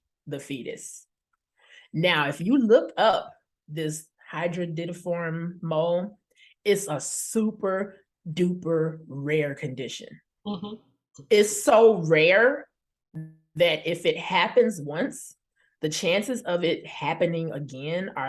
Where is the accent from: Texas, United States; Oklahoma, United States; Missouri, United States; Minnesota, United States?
Oklahoma, United States; Tulsa; also born or lived in Chicago, Illinois; now in Chicago suburbs, Illinois, United States; I was born in Chicago and raised in Tulsa, Oklahoma